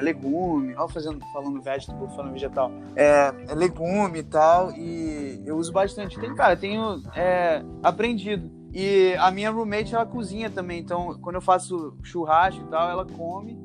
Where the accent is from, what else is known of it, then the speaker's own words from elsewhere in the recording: Rio de Janeiro, Brazil; moved away as an adult; also born or lived in Iowa, United States; now in Massachusetts, United States; eu nasci aqui, mas cresci no, no, no Rio